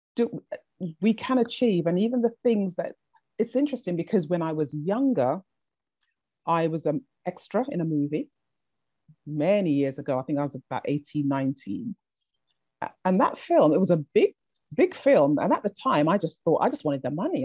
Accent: England, United Kingdom; also born or lived in Jamaica; I was sent from the Caribbean to be raised in England by a family member

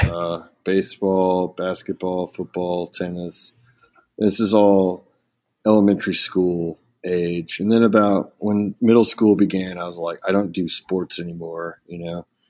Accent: Ponca City, Oklahoma, United States; also born or lived in Moline, Illinois; I was born in, uh, Illinois and then raised in a small town called Ponca City, Oklahoma

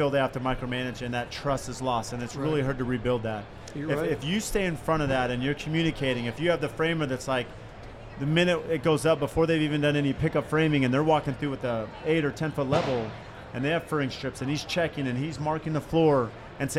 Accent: California, United States; now in Arizona, United States; I grew up in California

